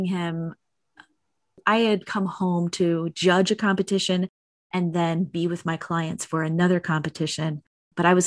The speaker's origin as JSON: {"language": "English", "town": "Chicago", "region": "Illinois", "country": "United States", "tie": "born or raised there", "moved": "yes", "lives_now": "Las Vegas, United States", "said": "I was raised in Chicago where it is ridiculously cold for way too long"}